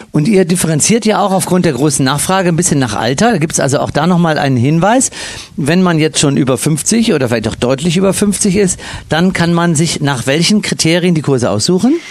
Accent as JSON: {"language": "German", "town": "Cologne", "region": "North Rhine-Westphalia", "country": "Germany", "moved": "yes", "said": "ich als Kölsche Jung"}